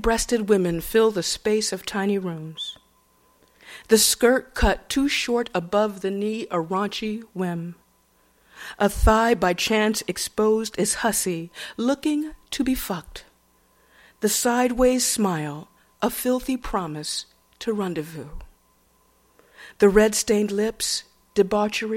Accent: Atlanta, Georgia, United States; moved away; growing up in Atlanta, Georgia, the way I did

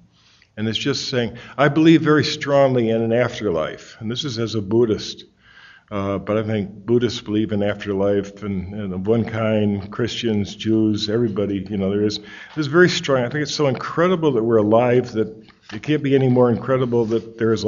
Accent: Connecticut, United States; I'm from Connecticut

